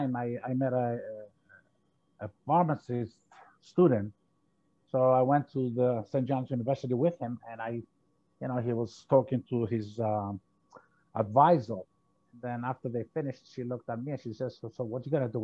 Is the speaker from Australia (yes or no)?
no; Cyprus; moved away as an adult; now in Florida, United States; I came from Cyprus. I'm a Greek, of a Greek nationality. I came to the States in 1981. And at the time, coming from a small island